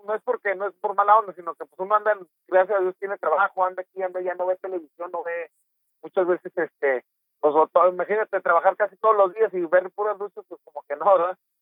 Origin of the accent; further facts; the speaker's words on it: Torreón, Coahuila, Mexico; moved away as an adult; also born or lived in Mexico City; Torreón Coahuila, de donde soy originario